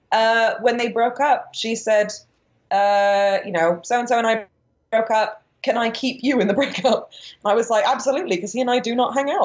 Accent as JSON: {"language": "English", "region": "the north of England", "country": "United Kingdom", "moved": "yes", "said": "I'm from the north of England"}